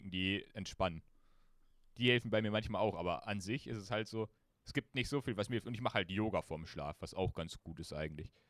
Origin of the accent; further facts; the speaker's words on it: Germany; wir sind Deutsche